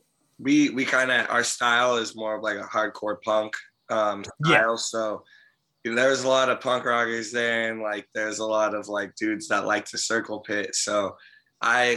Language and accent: English; Santa Cruz, California, United States; We're from Santa Cruz